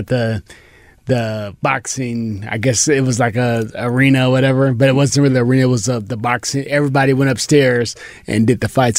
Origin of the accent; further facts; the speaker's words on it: Pomona, California, United States; I was Pomona